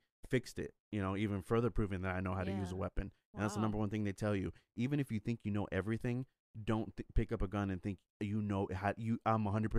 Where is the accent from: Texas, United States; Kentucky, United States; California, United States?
Texas, United States; But don't come over here and try to tell me how to live my life when I was born and raised here.